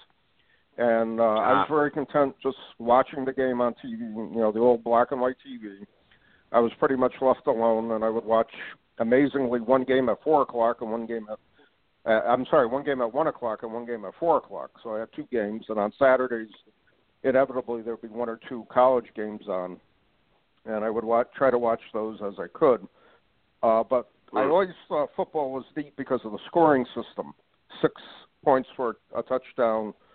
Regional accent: North Branford, Connecticut, United States; I grew up in North Branford, Connecticut

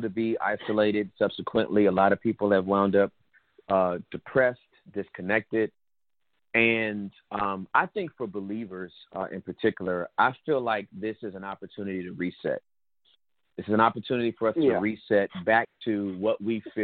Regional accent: Inglewood, California, United States; I was born and raised in Inglewood, California

